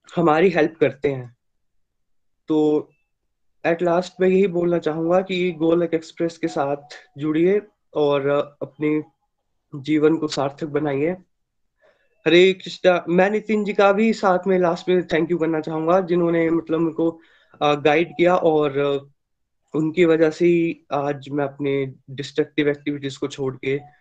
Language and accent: Hindi; Chamba, Himachal Pradesh, India; मैं चंबा एचपी से बिलोंग करता हूँ